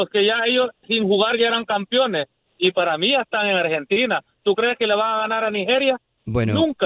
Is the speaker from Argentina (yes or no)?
no; El Salvador; yo soy de Centroamérica y, y en el Mundial soy México, pero cuando va al Cusca soy salvadoreña a morir.